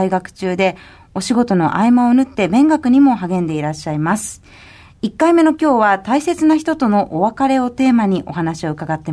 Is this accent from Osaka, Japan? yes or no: no; Aichi, Japan; 私、はい、あの、愛知県出身なので、ね、愛知県出身のものとして嬉しいなと。